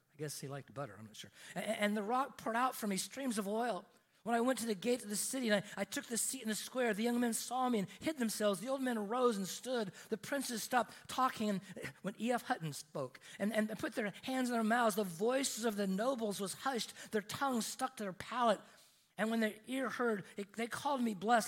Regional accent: Oregon, United States; I grew up in Oregon, and in, in, Oregon, we have, we have mountains in Oregon.

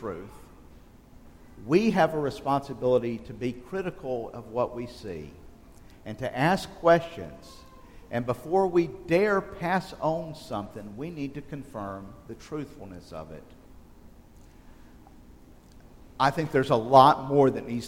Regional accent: just outside of Selma, South Alabama, United States; growing up in South Alabama, just outside of Selma

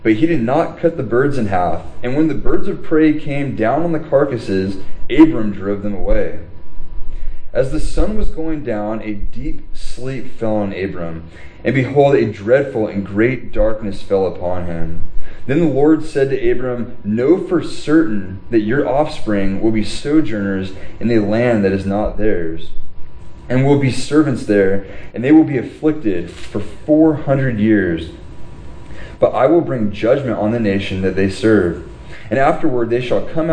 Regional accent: Huntington Beach, California, United States; I grew up in Huntington Beach

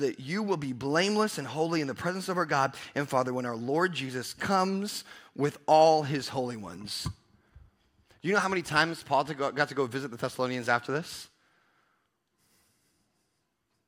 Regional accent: Pasco, Washington, United States; I'm from Pasco

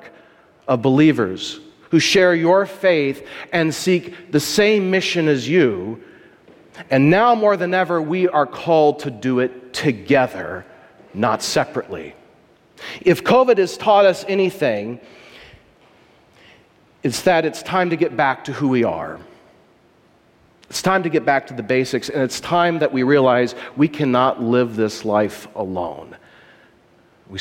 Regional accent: Columbia, Missouri, United States; moved away as an adult; now in Wartburg, United States; I'm from the Midwest. I come from a very pluralistic society in Columbia, Missouri

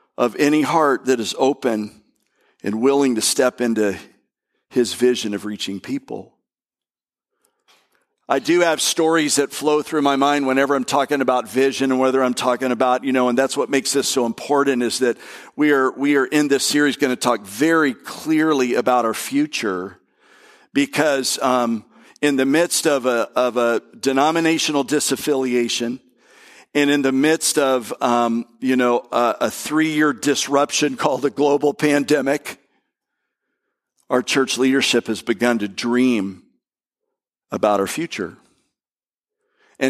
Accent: Bradenton, West Palm Beach, Florida, United States; we moved from Bradenton to West Palm Beach

